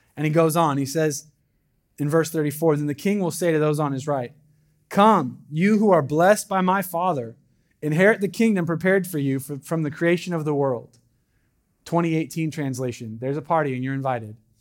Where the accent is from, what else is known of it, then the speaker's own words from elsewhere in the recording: Southern Oregon, United States; I'm from Southern Oregon